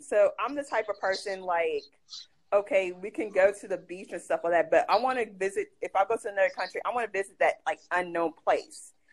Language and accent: English; United States; also born or lived in Ghana; I'm an American